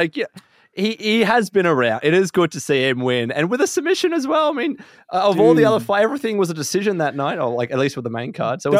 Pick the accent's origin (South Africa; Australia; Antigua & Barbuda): Australia